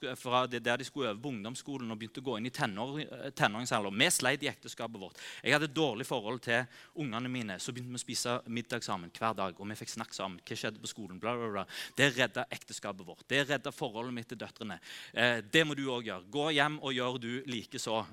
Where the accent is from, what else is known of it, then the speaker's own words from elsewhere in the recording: Norway; oss som nordmenn